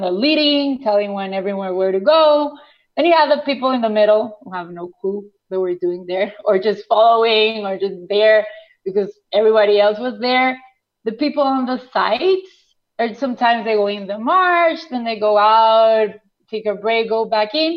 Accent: Venezuela; English is a second language; moved away; also born or lived in Guatemala; I grew up in Venezuela.

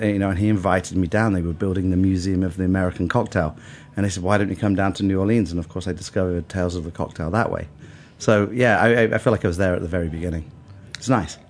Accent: Bath, South West England, United Kingdom; moved away as an adult; also born or lived in London; Bath. Uh, it's oh. a town west of uh, England

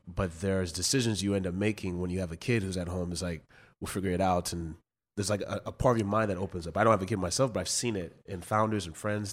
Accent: West Coast, United States; I'm from the West Coast

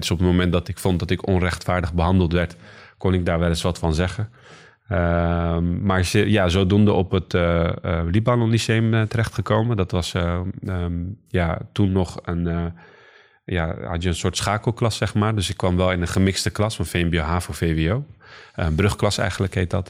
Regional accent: Rotterdam, South Holland, Netherlands; now in Schiedam, Netherlands; ik ben hier geboren en getogen in Rotterdam

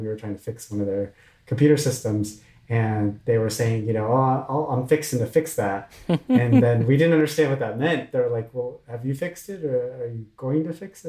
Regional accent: Orange County, Southern California, United States; also born or lived in Washington, District of Columbia, United States; growing up in Southern California

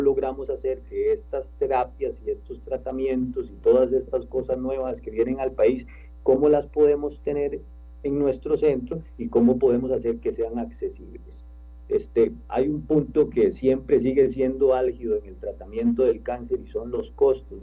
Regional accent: Costa Rica; nosotros como costarricenses

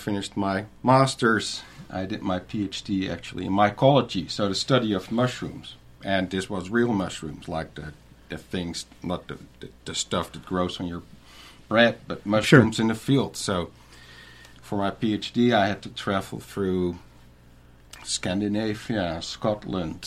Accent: northern Netherlands, Netherlands; moved away as an adult; also born or lived in Western Australia; now in Griffin, United States; And that's where I grew up till age 32. So I lived most of my life in the northern part of the Netherlands

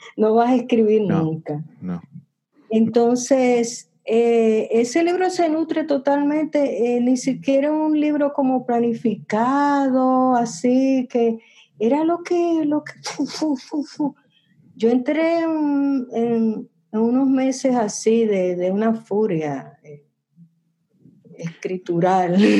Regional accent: Dominican Republic; en el barrio donde yo crecí, en el Mirador

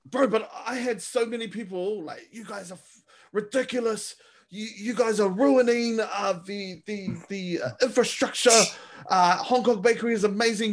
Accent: Manurewa, Auckland, New Zealand; also born or lived in Clendon; I'm from Manurewa

